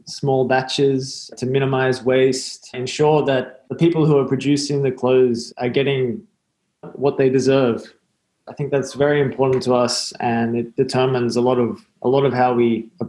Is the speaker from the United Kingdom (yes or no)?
no; Newcastle, New South Wales, Australia; moved away as an adult; now in Bangkok, Thailand; Yeah, I'm from Australia originally, a little town north of Sydney called Newcastle. I've been living in Bangkok, Thailand for around 8 years now